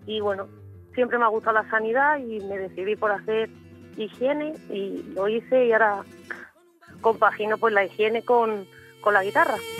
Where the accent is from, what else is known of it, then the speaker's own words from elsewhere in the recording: Madrid, Community of Madrid, Spain; moved away as an adult; also born or lived in Seville / Extremadura; now in Badajoz, Spain; yo me crié en Madrid